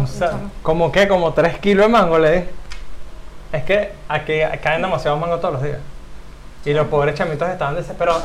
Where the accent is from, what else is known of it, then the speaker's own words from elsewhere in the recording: Caracas, Capital District, Venezuela; moved away as an adult; also born or lived in Guatire, Miranda, Venezuela; Yo nací en Caracas y a mis 10 años, 11 años me fui a vivir a Guatire con mi mamá